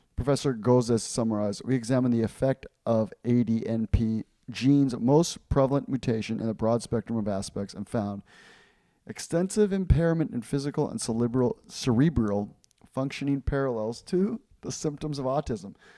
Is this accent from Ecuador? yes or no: yes; Ecuador; moved away; I grew up in Ecuador